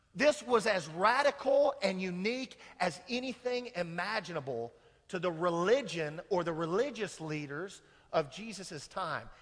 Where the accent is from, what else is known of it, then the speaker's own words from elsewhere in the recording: Kansas, United States; I'm from Kansas